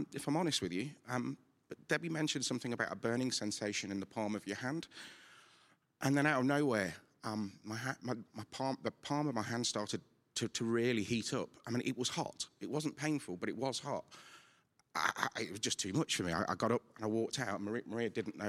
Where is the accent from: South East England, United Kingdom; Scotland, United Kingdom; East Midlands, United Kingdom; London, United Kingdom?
East Midlands, United Kingdom; Nottingham; I'm from St. Anne's in Nottingham.